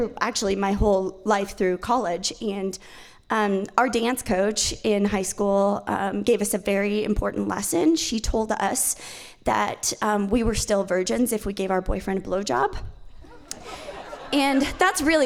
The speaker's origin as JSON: {"language": "English", "town": "Malad City", "region": "Idaho", "country": "United States", "tie": "born or raised there", "said": "I was raised in Malad"}